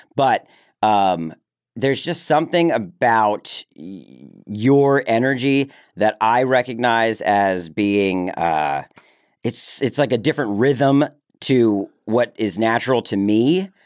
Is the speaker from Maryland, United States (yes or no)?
yes; Maryland, United States; accent: Southern; I grew up in Maryland